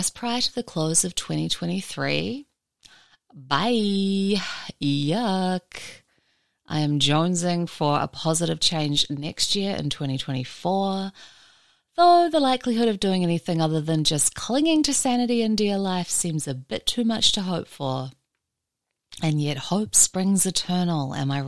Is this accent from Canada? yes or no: no; New Zealand; now in Mojave Desert, United States; I'm a New Zealander